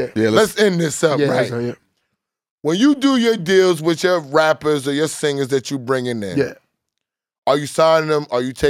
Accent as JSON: {"language": "English", "town": "New York City", "region": "New York", "country": "United States", "said": "I'm not from Brooklyn. Yeah. I don't wait and pay half. I'm from Queens."}